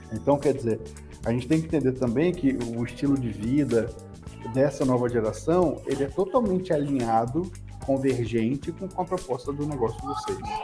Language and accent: Portuguese; Espírito Santo, Brazil; moved away as an adult; now in São Paulo, Brazil; quando eu fui morar em São Paulo, eu preciso disso aqui, eu sou do Espírito Santo